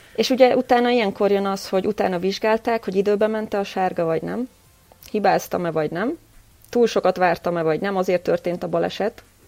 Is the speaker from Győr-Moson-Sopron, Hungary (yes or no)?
yes; Győr, Győr-Moson-Sopron, Hungary; moved away as an adult; now in Vienna, Austria; győri születésű vagyok